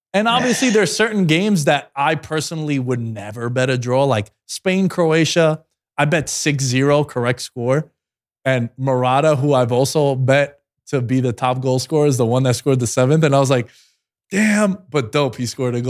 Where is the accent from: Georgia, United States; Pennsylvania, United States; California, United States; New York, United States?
New York, United States; New York City; growing up in Queens, when you walk down Steinway Streets